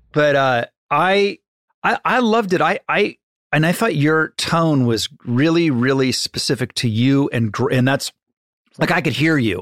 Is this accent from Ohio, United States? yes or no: yes; Ohio, United States; I'm from Ohio